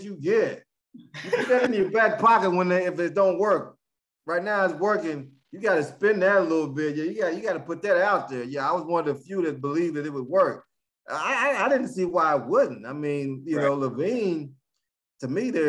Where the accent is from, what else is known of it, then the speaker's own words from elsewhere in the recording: Huntington, West Virginia, United States; this is my hometown city. my hometown university